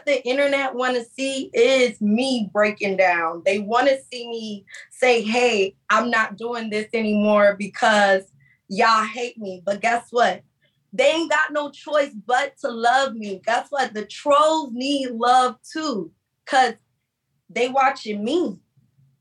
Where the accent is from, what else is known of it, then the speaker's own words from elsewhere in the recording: Miami, Florida, United States; I'm from Miami.